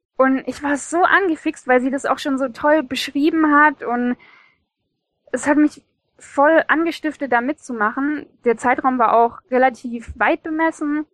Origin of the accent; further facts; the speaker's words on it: Stuttgart, Baden-Württemberg, Germany; Ich bin aus Stuttgart und in Stuttgart.